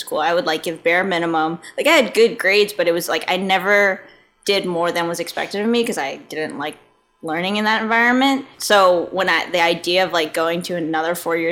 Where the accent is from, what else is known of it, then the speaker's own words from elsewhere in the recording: New York, United States; moved away as an adult; I grew up in New York where it was cold